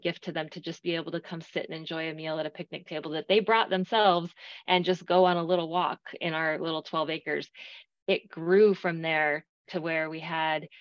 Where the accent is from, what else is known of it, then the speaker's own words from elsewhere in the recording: Arizona, United States; moved away as an adult; now in Texas, United States; growing up in Arizona